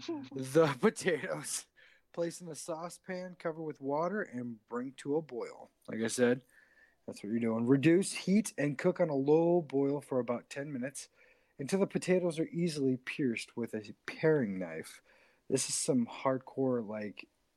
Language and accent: English; Idaho, United States; we're from Idaho